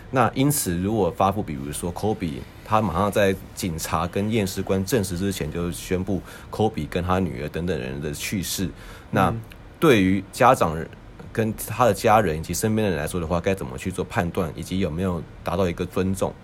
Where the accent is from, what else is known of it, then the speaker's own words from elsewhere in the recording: Taiwan; 身为一个台湾人